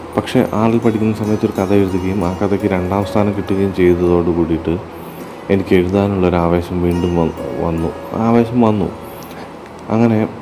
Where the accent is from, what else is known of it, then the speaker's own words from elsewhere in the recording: Keezhpally, Kerala, India; കണ്ണൂർ ജില്ലയിലെ കീഴ്പ്പള്ളി എന്ന ചെറിയ ഗ്രാമത്തിലാണ് ഞാൻ ജനിച്ചത്